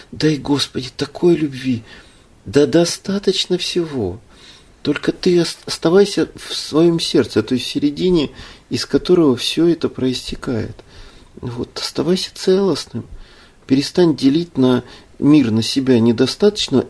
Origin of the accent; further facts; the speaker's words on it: Ukraine; now in Russia; я родился на Украине, живу в России с 92 года